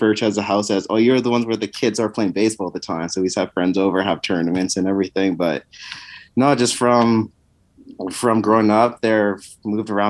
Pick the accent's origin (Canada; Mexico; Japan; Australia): Canada; Winnipeg, Manitoba; growing up in Winnipeg, as much as you can in the freezing tundra of Canada